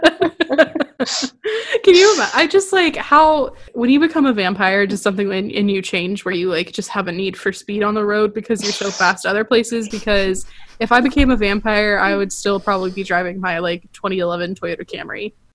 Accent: Florida, United States; I grew up in Florida

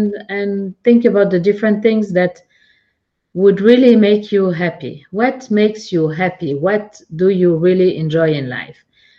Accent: Geneva, Switzerland; now in Zug, Switzerland; I'm located in Zug. I'm originally from Geneva. I lived in many cities and countries.

